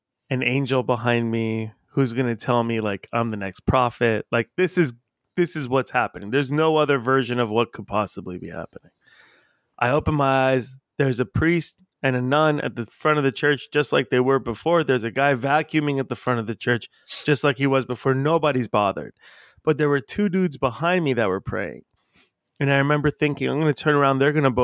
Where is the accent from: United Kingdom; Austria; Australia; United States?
United States; La Habra, California; I grew up in La Habra, and so I grew up at going past this church a bunch by my school